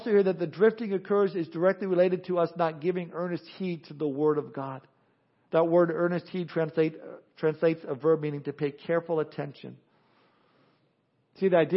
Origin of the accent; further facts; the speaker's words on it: Southern California, United States; growing up in Southern California